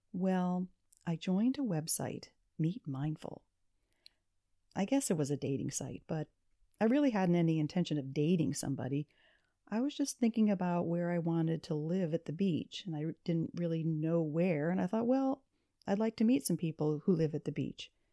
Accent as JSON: {"language": "English", "region": "Pennsylvania", "country": "United States", "tie": "born or raised there", "moved": "yes", "lives_now": "Florida, United States", "said": "my parents had moved from my hometown in the mountains of Pennsylvania"}